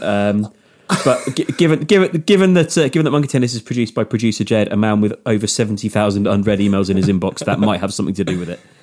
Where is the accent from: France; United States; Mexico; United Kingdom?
United Kingdom; near Exeter, Devon, South West England; near Exeter in Devon, uh, near my, near my hometown.